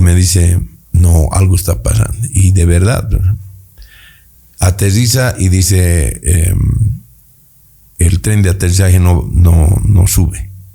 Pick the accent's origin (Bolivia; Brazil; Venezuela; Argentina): Bolivia